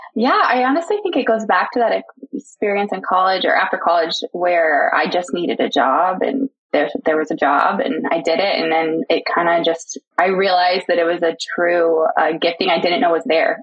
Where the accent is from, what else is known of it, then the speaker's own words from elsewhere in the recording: Houston, Texas, United States; I grew up in the Houston, Texas area, um, lived there most of my life into high school